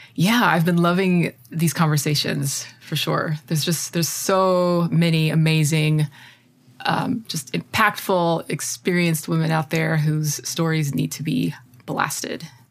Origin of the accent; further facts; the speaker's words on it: United States; As an American